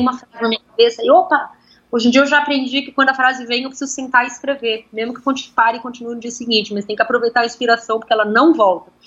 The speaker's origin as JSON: {"language": "Portuguese", "region": "São Paulo", "country": "Brazil", "tie": "born or raised there", "also_born_or_lived": "Ribeirão Pires", "said": "eu sou cria da Vila Madalena, né? Eu cresci na Vila Madalena"}